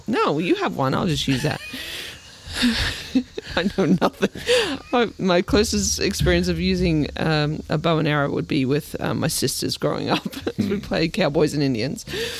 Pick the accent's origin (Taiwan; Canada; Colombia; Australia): Australia; Kingscliff, New South Wales; now in Maryland, United States; I was born in Kingscliff. What's Kingscliff? In New South Wales, Australia.